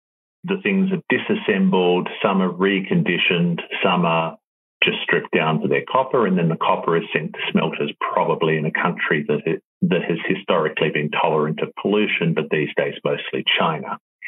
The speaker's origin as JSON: {"language": "English", "country": "Australia", "said": "And being an Australian, I'll talk about it parochially."}